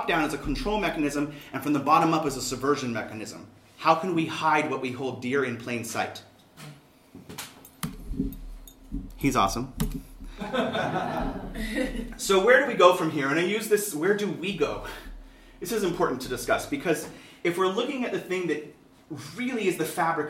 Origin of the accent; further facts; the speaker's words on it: Southern California, United States; Growing up in Southern California, Chicanismo is a weird thing